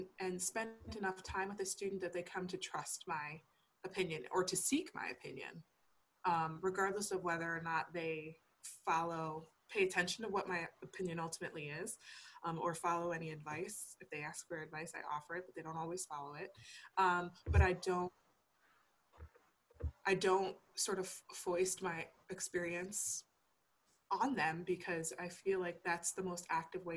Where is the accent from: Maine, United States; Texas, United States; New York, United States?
New York, United States; Niagara University; moved away as an adult; also born or lived in Geneseo, New York / Wynnewood, Pennsylvania; now in Pennsylvania, United States; I took an admissions position at Niagara University, which is in my hometown